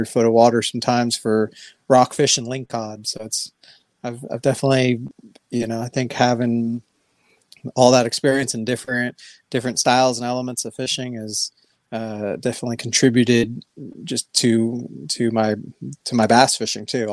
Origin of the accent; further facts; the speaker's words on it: San Mateo, California, United States; now in Middle Tennessee, United States; I grew up in San Mateo, California, it's on the peninsula kind of in between